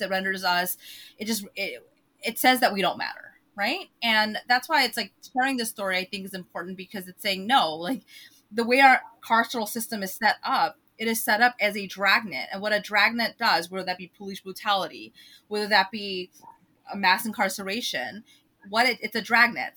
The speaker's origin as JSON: {"language": "English", "country": "United States", "tie": "born or raised there", "said": "growing up in the United States"}